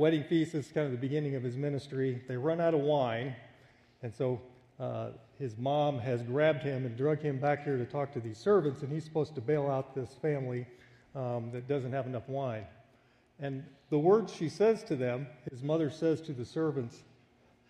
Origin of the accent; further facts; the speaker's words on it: United States; when I would come back home, it was always a culture shock for me as an American